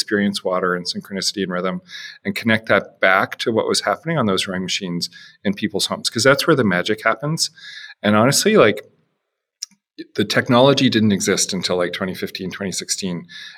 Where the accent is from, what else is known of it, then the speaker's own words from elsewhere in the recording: Canada; moved away as an adult; also born or lived in Chicago; I'm Canadian.